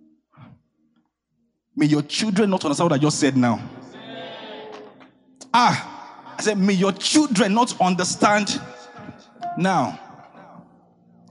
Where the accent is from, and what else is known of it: Ijebu, Ogun State, Nigeria